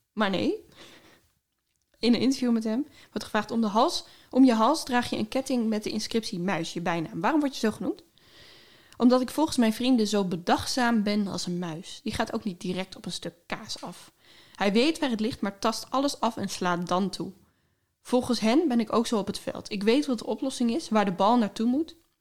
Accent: Groningen, Netherlands; ik kwam uit Groningen

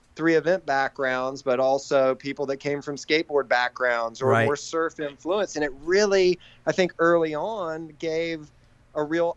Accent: Raleigh, North Carolina, United States; born and raised in Raleigh, North Carolina.

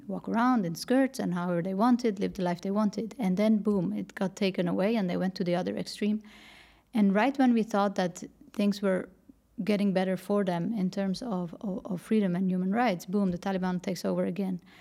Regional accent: Netherlands; moved away as an adult; also born or lived in Paris, France; I grew up in the Netherlands, worked for a bank

